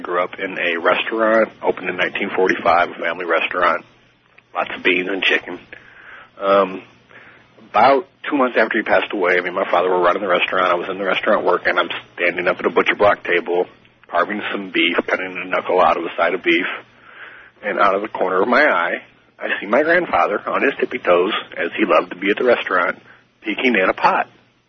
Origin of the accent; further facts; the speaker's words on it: St. Louis, Missouri, United States; now in Jacksonville, United States; I'm calling from Jacksonville, Florida. I'm originally from St. Louis, Missouri.